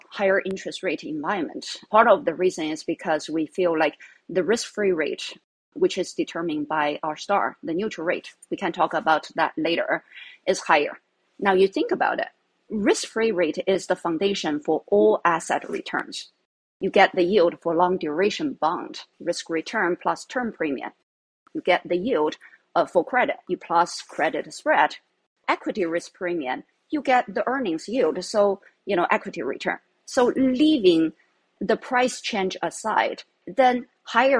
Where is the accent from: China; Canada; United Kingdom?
China; moved away as an adult; So if you read Chinese, people can easily tell where I come from